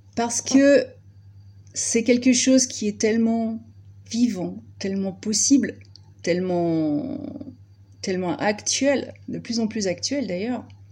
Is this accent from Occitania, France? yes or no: no; Brittany, France; je suis absolument pas euh, ardéchoise d'origine, je suis bretonne